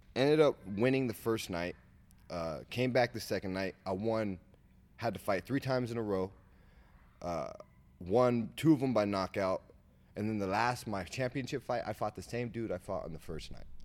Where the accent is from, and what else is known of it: Sacramento, California, United States